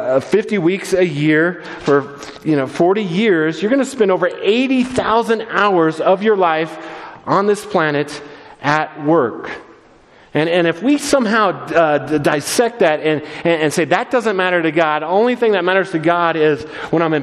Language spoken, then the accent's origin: English; Littleton, Colorado, United States; I grew up in Littleton